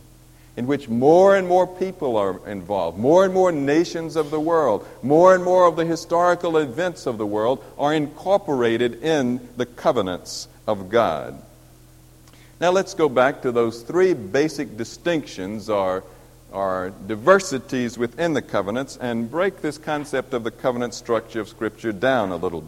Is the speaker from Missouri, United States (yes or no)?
yes; Missouri, United States; I'm from Missouri